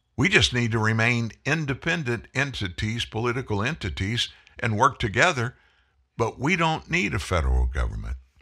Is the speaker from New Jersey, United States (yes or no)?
no; South Louisiana, United States; came from South Louisiana